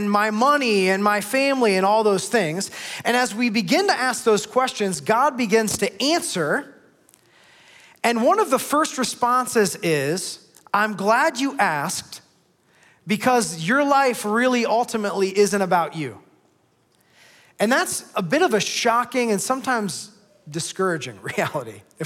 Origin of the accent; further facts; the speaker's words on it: Northeast Ohio, United States; now in Columbus, United States; I grew up in Northeast Ohio